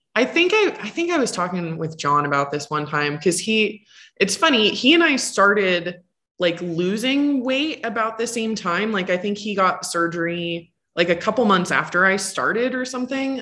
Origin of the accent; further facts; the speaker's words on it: North Pole, Alaska, United States; moved away; my hometown is 12 miles outside of that, and a lot of people have heard of it, just didn't know. It's called North Pole, Alaska.